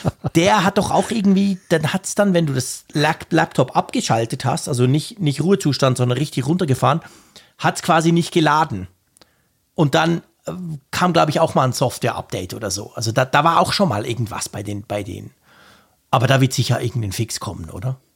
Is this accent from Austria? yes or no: no; Switzerland; als echter Schweizer